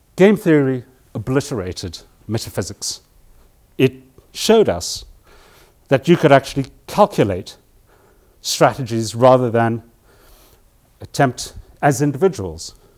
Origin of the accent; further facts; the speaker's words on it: South Africa; moved away; I grew up in South Africa when I was a boy